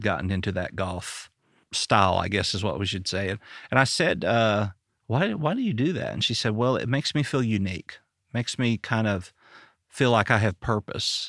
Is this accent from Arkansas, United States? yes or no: yes; Arkansas, United States; I'm from Arkansas